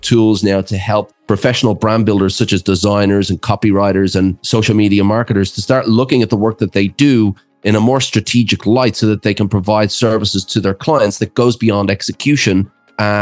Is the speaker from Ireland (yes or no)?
yes; Ireland; moved away as an adult; also born or lived in Australia; I'm actually from Ireland, but I went over to Australia as a 20-year-old backpacker.